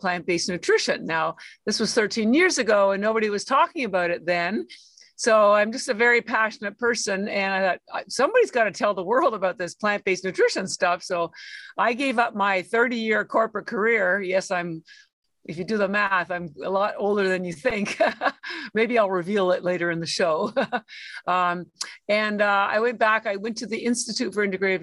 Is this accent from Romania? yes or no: no; Canada; moved away as an adult; now in Boston, United States; I'm actually Canadian. I've lived in Boston, which is where I live now, for 33 years, but I am Canadian. All my schooling was in Canada